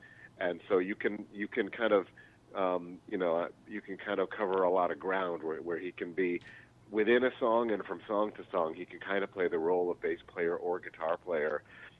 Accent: Philadelphia, Pennsylvania, United States; also born or lived in New York City; now in Chicago, United States; Yeah, we're in Chicago. I moved from New York City. Actually from Philadelphia, and I was living in New York when I met Junior and moved out here.

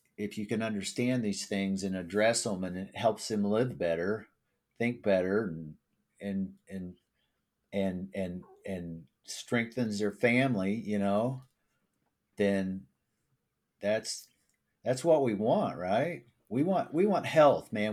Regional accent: Springfield, Missouri, United States; I'm from Springfield, Missouri

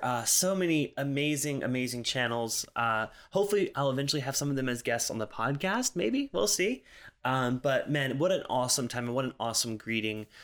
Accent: South Carolina, United States; moved away as an adult; now in Los Angeles, United States; We're originally from South Carolina, um, but moved out here in twenty eighteen.

